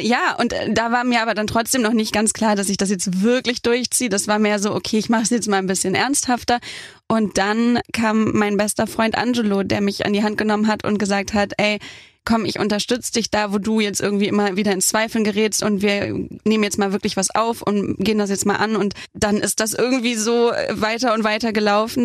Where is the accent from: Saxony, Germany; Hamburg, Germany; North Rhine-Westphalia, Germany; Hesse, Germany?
Hamburg, Germany; hatte ich mein erstes Release-Konzert in meiner Heimat Hamburg